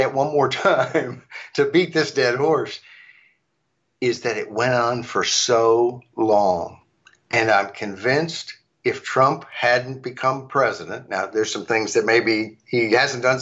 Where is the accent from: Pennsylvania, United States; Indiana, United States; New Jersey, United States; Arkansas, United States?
Arkansas, United States; moved away; Arkansas, my home state, years ago, where I grew up